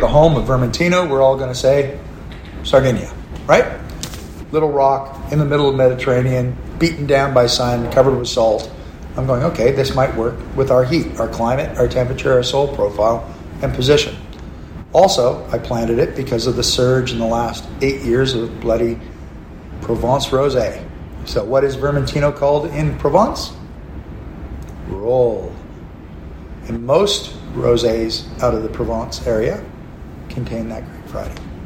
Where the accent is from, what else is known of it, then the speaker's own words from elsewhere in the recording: Canada; also born or lived in McLaren Vale, Australia; now in Australia; I look like a redneck Canadian